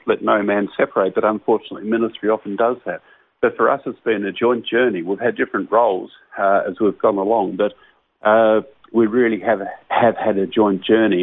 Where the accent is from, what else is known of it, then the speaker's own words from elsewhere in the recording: Launceston, Tasmania, Australia; I was born and raised in Launceston, Tasmania, and I'm, I'm still a resident of Launceston, Tasmania.